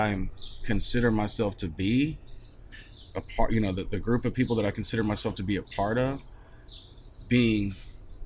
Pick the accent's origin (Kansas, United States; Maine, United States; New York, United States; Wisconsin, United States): Kansas, United States; Wellington; moved away as an adult; also born or lived in Wichita, Kansas / Norman, Oklahoma; now in Denton, United States; I grew up in Wellington, Kansas